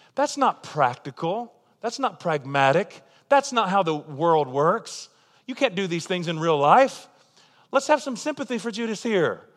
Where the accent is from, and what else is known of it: United States; also born or lived in Tulsa, Oklahoma